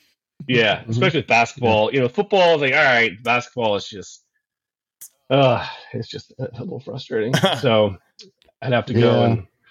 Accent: Charlotte, North Carolina, United States; So I'm from Charlotte. Grew up in Charlotte. I actually live here now.

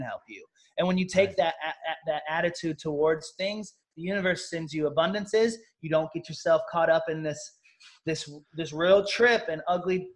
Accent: Southern Missouri, United States; I'm a country town kid that was born and raised in Southern Missouri

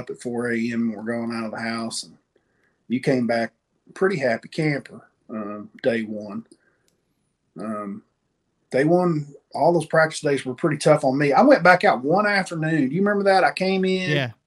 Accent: East Tennessee, United States; Buddy of mine I grew up with in East Tennessee

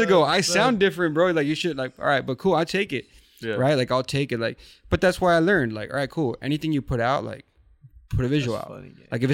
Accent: Sinaloa, Mexico; moved away; also born or lived in Orange County, California; I'm from Sinaloa

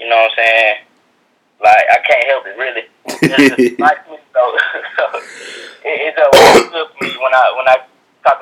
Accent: Montgomery, Alabama, United States; I'm from Montgomery, Alabama

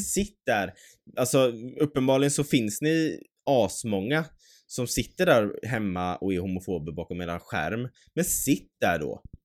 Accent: Mölndal, Västra Götaland, Sweden; vi har vuxit upp i en tätort, en liten by eh, i Göteborg, eller ja, strax bredvid

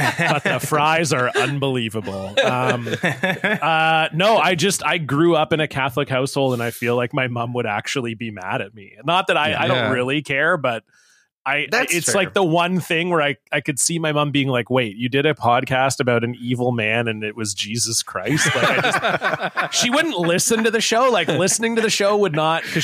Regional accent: Ontario, Canada; I grew up in Ontario

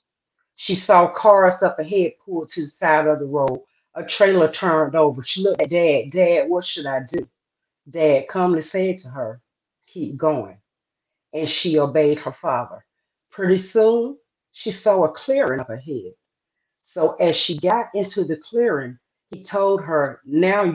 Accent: the South, United States; I am from the South

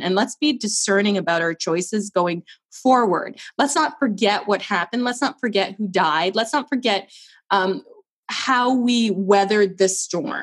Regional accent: Canada; also born or lived in Barbados; As a Canadian

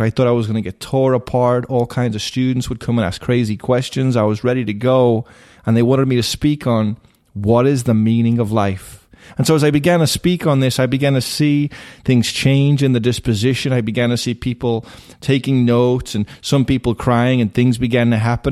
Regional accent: Liverpool, North West England, United Kingdom; now in United States; I was raised in Liverpool, England.

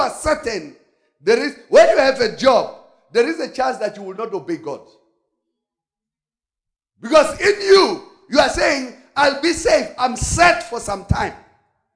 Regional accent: South Africa; I'm South African

